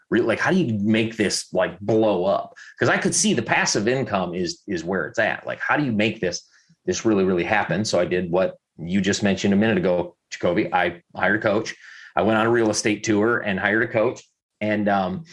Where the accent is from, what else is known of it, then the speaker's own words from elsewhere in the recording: Southwest Michigan, United States; our house that I grew up in Southwest Michigan